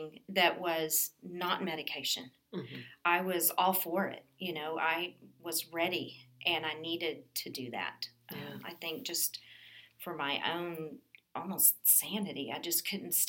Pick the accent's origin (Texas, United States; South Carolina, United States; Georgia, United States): Texas, United States; Dallas; also born or lived in Killeen, Texas; now in Burnet, United States; I am a born and raised Texas girl. I grew up in the Dallas-Fort Worth area